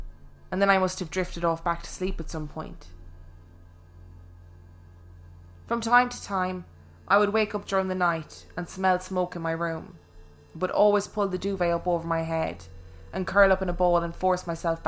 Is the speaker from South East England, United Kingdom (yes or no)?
yes; South East England, United Kingdom; When I was about 12 years old, I grew up on the Sussex coast in a usual house with my mum and my younger sister